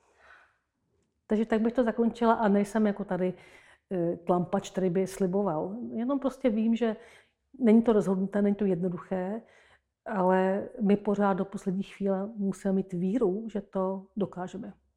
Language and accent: Czech; Jindřichův Hradec, South Bohemian Region, Czechia; moved away; also born or lived in Český Krumlov; Já jsem narozená u Jindřichova Hradce